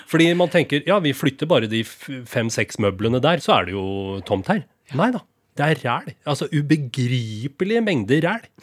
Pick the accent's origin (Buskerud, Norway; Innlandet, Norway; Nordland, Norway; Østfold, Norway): Østfold, Norway; Rakkestad; moved away; Jeg husker vinballongen som sto på kjølerommet hjemme i Rakstad